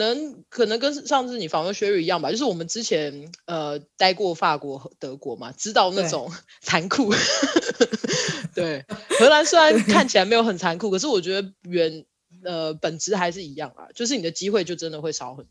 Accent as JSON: {"language": "Chinese", "country": "Taiwan", "also_born_or_lived": "United States", "lives_now": "Netherlands", "said": "有一天其实我会觉得我也是美国人，就是他跟我，我是台湾人，我也是美国人，就是这两个身份并不冲突。"}